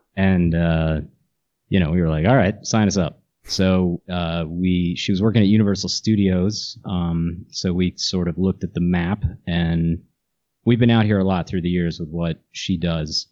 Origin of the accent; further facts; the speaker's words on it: Morristown, New Jersey, United States; also born or lived in New York; I grew up in New Jersey